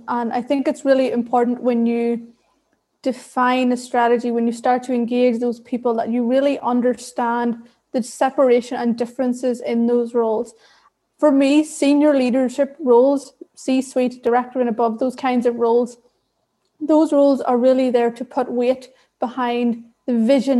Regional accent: Ireland; accent: Irish; also born or lived in Sri Lanka; I was raised in rural Ireland

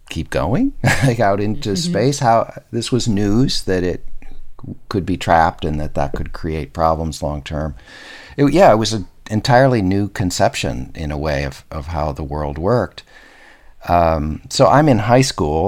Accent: Minnesota, United States; I grew up in Minnesota

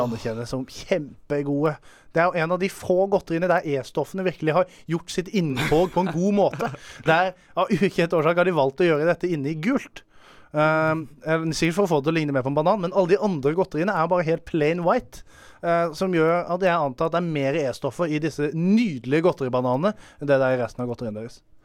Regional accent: Arendal, Agder, Norway; jeg kommer jo fra The Hood i Arendal

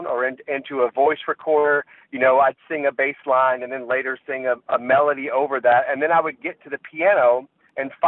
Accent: Jacksonville, Florida, United States; moved away; also born or lived in Northeast United States; I'm originally from Jacksonville, Florida, and that's really where I kind of cut my musical teeth. My dad listened to jazz a lot when I was a kid

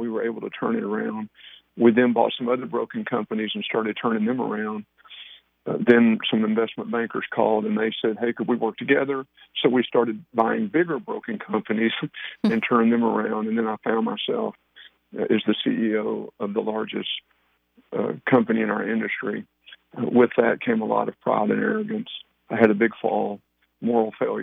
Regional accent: Paris, Texas, United States; also born or lived in College Station, Texas; born and raised in Paris, Texas

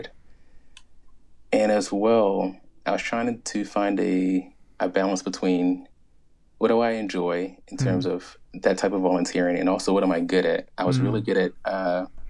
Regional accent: Richmond, Virginia, United States; moved away as an adult; also born or lived in Charlotte, North Carolina / Delaware; I'm from Richmond, Virginia. I think I lived there from ages 3 to 18.

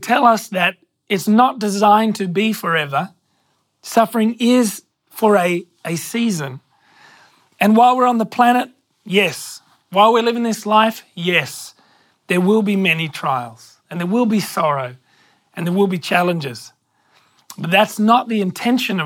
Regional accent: Hornsby, New South Wales, Australia; I grew up in Hornsby until I was about 10

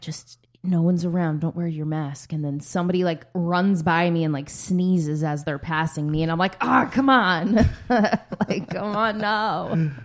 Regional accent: Philadelphia, Pennsylvania, United States; now in California, United States; we're from Philly

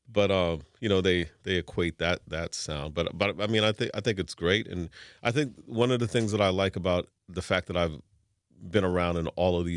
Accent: New York, United States; growing up in New York, um, I'm a first generation hip hop person.

